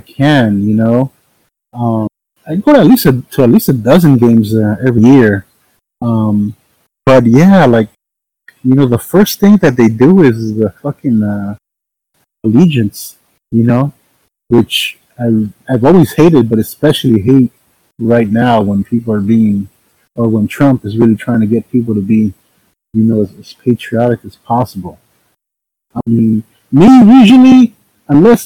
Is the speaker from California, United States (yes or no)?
yes; Los Angeles, California, United States; I'm from South Central, but I went to East LA College